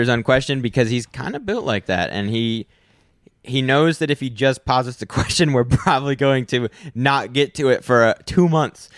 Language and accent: English; United States; I'm American